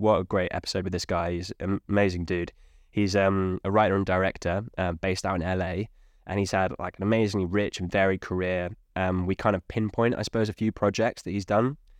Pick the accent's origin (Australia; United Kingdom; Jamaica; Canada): United Kingdom; I'm English Welshman